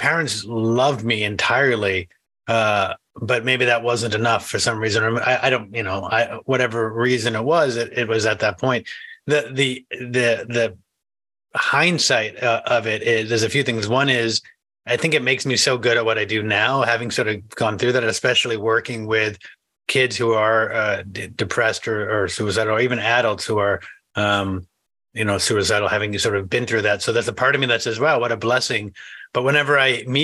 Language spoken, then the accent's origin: English; New England, United States; I grew up in New England, which is not middle America